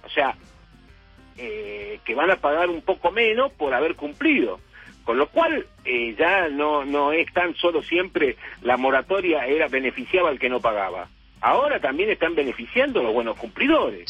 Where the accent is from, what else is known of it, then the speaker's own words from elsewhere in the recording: Argentina; así como los argentinos dramatizamos todo